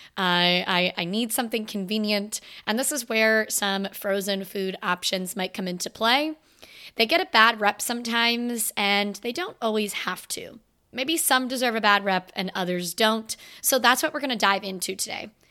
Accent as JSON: {"language": "English", "region": "Florida", "country": "United States", "moved": "yes", "lives_now": "Virginia, United States", "said": "I am from Florida."}